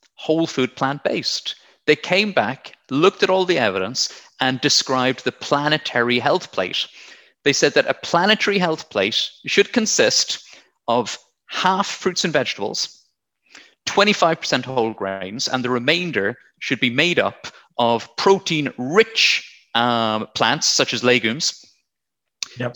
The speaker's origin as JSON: {"language": "English", "town": "Blarney", "region": "Munster", "country": "Ireland", "tie": "born or raised there", "also_born_or_lived": "South West England", "moved": "as an adult", "lives_now": "England, United Kingdom", "said": "I'm from County Cork, from Blarney. I grew up near the Blarney Castle"}